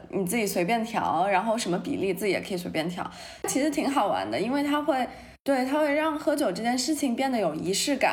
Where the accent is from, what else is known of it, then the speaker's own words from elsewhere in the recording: Shanghai, China; moved away as an adult; now in New York, United States; 我们这种在上海长大的孩子